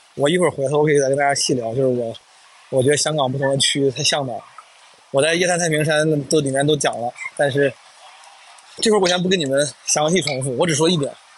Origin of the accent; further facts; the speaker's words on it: Henan, China; accent: Henanese; first language Henan dialect / Mandarin; 我至少是先倾向于用普通话、河南话这样的母语